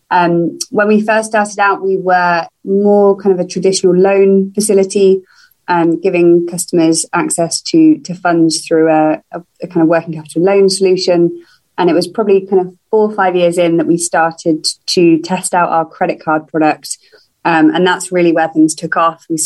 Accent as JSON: {"language": "English", "region": "London", "country": "United Kingdom", "moved": "as an adult", "lives_now": "Atlanta, United States", "said": "as you can probably tell from my accent, I am I'm not originally from Atlanta. Um, I have recently moved to the city from London um, earlier this year."}